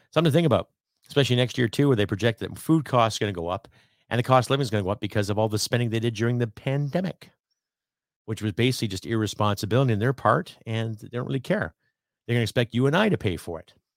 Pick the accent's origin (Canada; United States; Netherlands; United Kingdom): Canada; I'm a Canadian